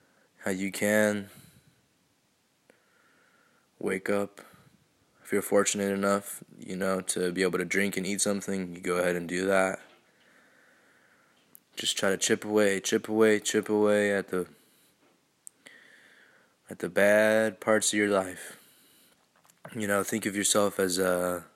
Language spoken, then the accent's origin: English; United States; growing up in the United States is not fucking easy by any fucking stretch of the imagination